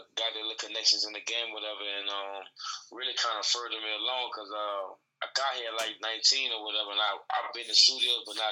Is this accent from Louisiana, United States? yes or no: yes; New Orleans, Louisiana, United States; now in Atlanta, United States; I'm from New Orleans, Louisiana originally